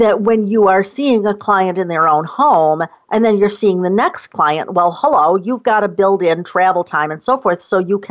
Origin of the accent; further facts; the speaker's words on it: Rochester, New York, United States; now in Northern Virginia, United States; where I grew up outside of Rochester, New York